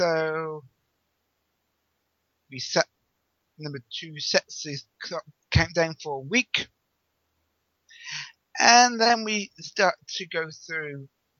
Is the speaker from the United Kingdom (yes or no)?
yes; England, United Kingdom